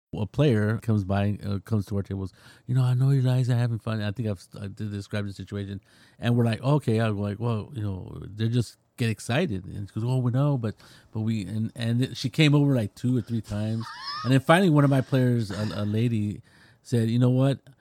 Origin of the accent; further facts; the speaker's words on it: California, United States; I'm from California